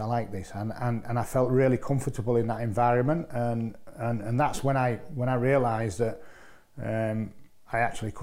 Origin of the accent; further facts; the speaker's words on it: Hull, Yorkshire and the Humber, United Kingdom; I was brought up on North Hull Estate in Hull